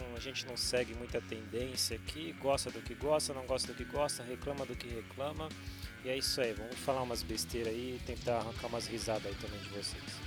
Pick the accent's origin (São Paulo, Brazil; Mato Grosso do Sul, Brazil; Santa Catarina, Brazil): São Paulo, Brazil; ABC Paulista; now in São Paulo, Brazil; estou em São Paulo, São Paulo. Sou do ABC